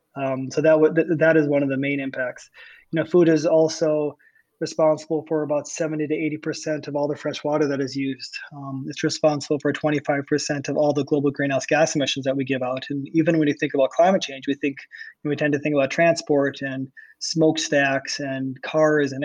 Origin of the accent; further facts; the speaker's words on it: Iowa, United States; I was born in Iowa, and I was born in an area which is completely devoid of large forests and marshes